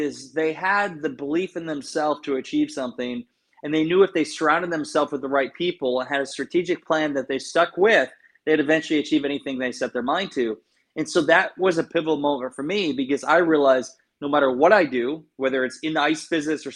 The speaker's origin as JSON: {"language": "English", "town": "Garnavillo", "region": "Iowa", "country": "United States", "tie": "born or raised there", "moved": "yes", "said": "I grew up in Northeast Iowa, a town called Garnavillo"}